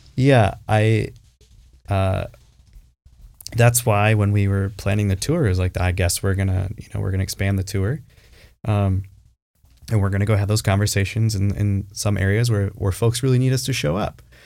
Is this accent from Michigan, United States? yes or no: yes; Traverse City, Michigan, United States; I grew up in Traverse City, Michigan, cherry capital of the world